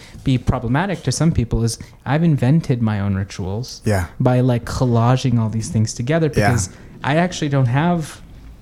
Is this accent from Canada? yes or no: no; El Salvador; moved away; I was actually born in El Salvador